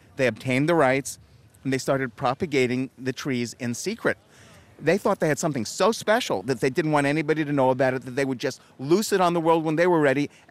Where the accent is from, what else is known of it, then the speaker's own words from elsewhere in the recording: California, United States; I grew up in California with fruit trees in my yard